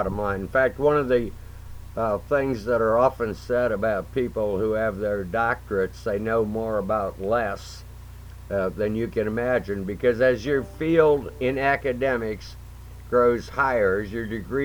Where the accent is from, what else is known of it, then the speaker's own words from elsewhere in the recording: McCutchenville, Ohio, United States; also born or lived in Fostoria, Ohio; I was reared on a dairy farm right outside of Tiffin, Ohio, in a little place called McCutcheonville, small town